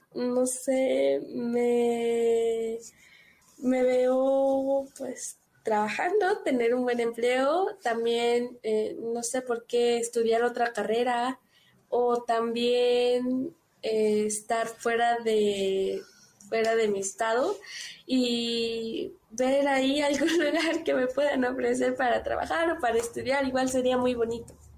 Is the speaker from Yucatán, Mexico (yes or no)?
no; San Cristóbal de las Casas, Chiapas, Mexico; Soy de San Cristóbal de las Casas Chiapas